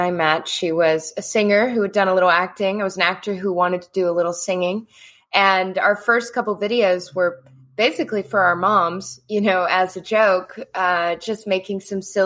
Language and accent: English; Mississippi, United States; I grew up in Mississippi